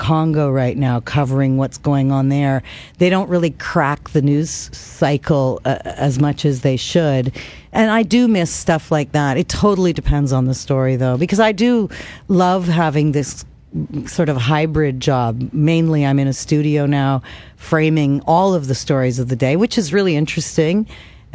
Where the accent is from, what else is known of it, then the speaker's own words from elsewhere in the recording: Kitchener, Ontario, Canada; moved away; I was in my hometown